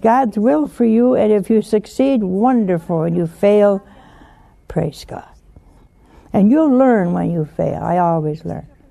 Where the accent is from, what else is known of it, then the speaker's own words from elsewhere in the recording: Philadelphia, Pennsylvania, United States; I'm from Philadelphia.